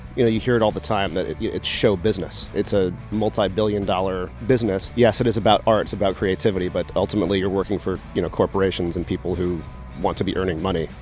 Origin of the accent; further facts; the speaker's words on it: East Coast, United States; moved away as an adult; also born or lived in Tucson, Arizona; growing up on the East Coast